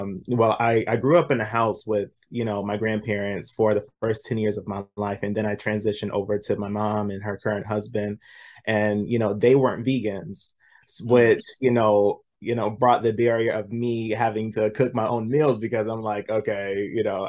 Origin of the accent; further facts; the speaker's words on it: the South, United States; born and raised in the South